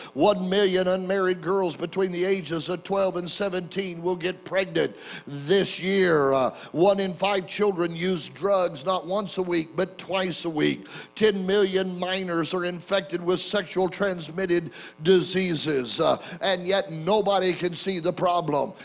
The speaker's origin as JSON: {"language": "English", "town": "Oklahoma City", "region": "Oklahoma", "country": "United States", "tie": "born or raised there", "said": "my hometown uh, of Oklahoma City"}